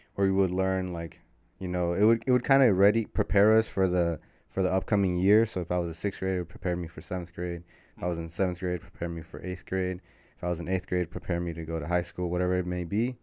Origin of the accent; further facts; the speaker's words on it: San Rafael, California, United States; also born or lived in Berkeley, California; I was born in Berkeley, California, shout out Berkeley. It's the hometown, or that's the birth town, but I was raised most, most of my life in San Rafael, California, so Marin County